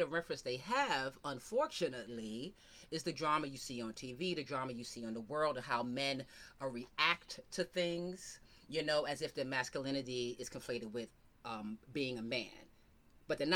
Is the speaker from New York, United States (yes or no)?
yes; New York, United States; I'm from New York